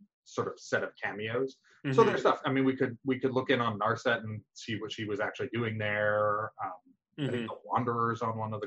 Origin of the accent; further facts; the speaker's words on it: New York, United States; moved away as an adult; also born or lived in Pittsburgh, Pennsylvania; I grew up in New York, and went to college in Pittsburgh.